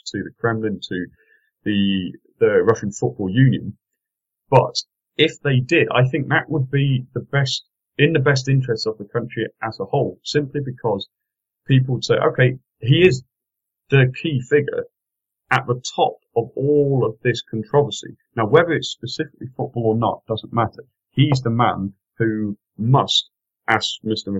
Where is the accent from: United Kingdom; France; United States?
United Kingdom; England; I'm an Englishman.